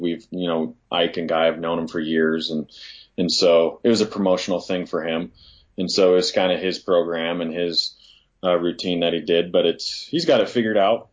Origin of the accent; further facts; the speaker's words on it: Northwest Montana, United States; moved away; coming from Northwest Montana, I grew up in the Platte Valley